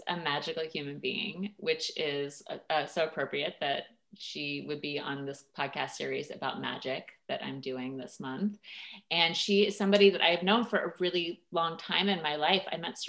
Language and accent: English; Washington, District of Columbia, United States; I grew up in Washington, D.C.